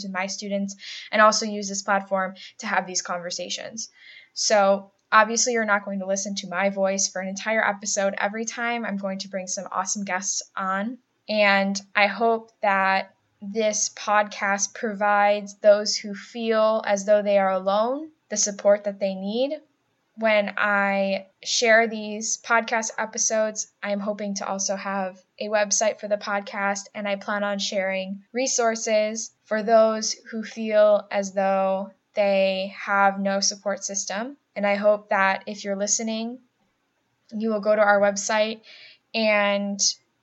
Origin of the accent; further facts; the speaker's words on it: Buffalo, New York, United States; accent: nasally A's; also born or lived in Cleveland, Ohio; now in Rochester, United States; I'm from the Buffalo area, so I have those nasally A's